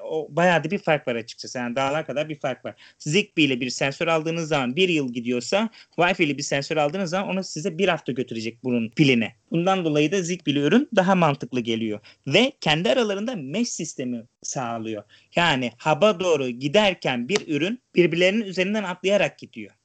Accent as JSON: {"language": "Turkish", "region": "İzmir", "country": "Turkey", "tie": "born or raised there", "moved": "yes", "lives_now": "Europe", "said": "Doğma büyüme İzmirliyim. Şu an Avrupa'da yaşıyorum."}